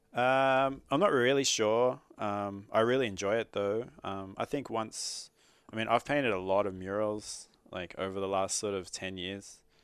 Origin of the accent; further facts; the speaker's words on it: Sydney, New South Wales, Australia; moved away; I grew up in Sydney and even if we were still living in Sydney